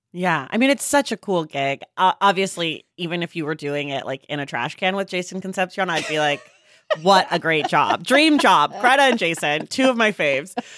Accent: California, United States; I'm a Californian

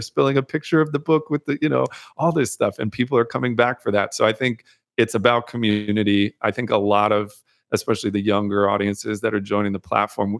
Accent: Amherst, Massachusetts, United States; moved away as an adult; also born or lived in North Carolina / Brooklyn, New York; I was born in North Carolina, grew up in the Northeast, Massachusetts

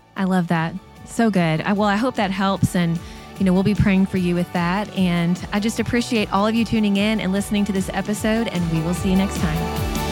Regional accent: Lexington, Kentucky, United States; I grew up in Lexington, Kentucky, home of the U K Wildcats

